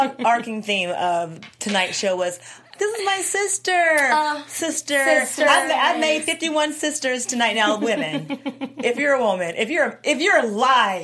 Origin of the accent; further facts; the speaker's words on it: Georgia, United States; moved away; I'm from Georgia originally